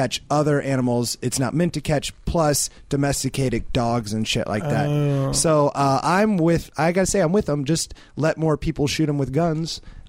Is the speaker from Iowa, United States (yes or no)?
yes; Iowa, United States; I'm from Iowa